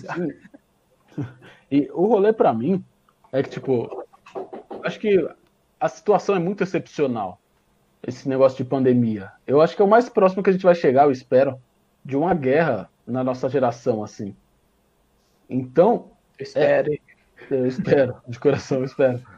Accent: São Paulo, Brazil; eu sou de, a gente é de São Paulo

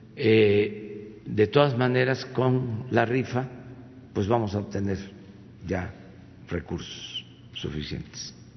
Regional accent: Mexico; mi pueblo

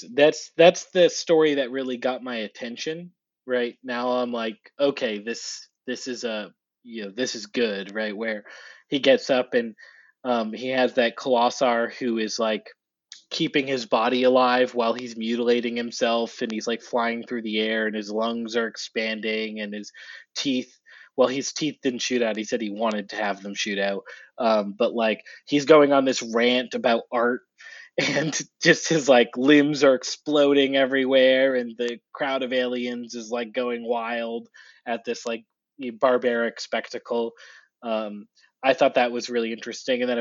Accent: New England, United States; I'm from New England and I grew up, in a Patriots household

